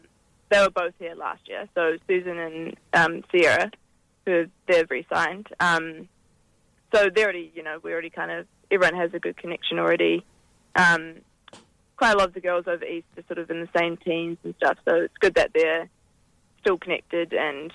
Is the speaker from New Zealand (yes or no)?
yes; New Zealand; now in Perth, Australia; Yeah, well, so obviously I'm Kiwi. I've been playing for Perth for the last three seasons.